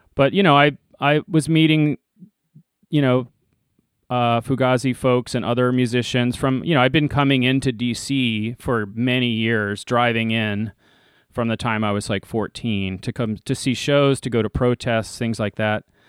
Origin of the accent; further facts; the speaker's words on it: Leesburg, Virginia, United States; I grew up out in Leesburg, Virginia